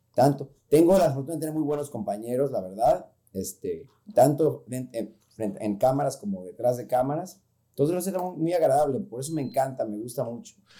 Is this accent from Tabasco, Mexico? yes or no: no; Mexico City, Mexico; moved away; como dicen que soy chilango